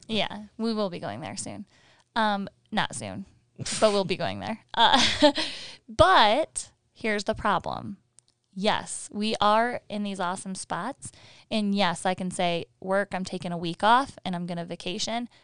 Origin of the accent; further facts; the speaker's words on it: Michigan, United States; moved away as an adult; we're from Michigan and we had four seasons